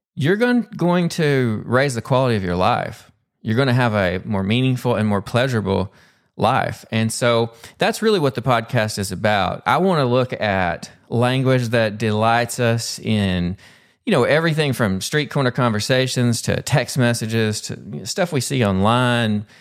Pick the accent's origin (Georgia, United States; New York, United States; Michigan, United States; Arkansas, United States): Arkansas, United States; Pumpkin Bend; accent: Southern; now in Dallas, United States; I'm originally from Pumpkin Bend, Arkansas. So even though I live in Dallas now, still got that Pumpkin Bend accent.